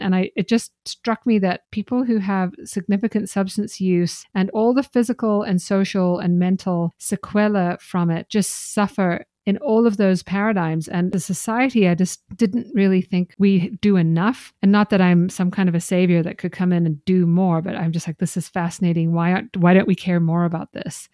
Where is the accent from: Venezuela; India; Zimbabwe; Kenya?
Zimbabwe; moved away as an adult; also born or lived in Ireland; now in United States; I grew up in Zimbabwe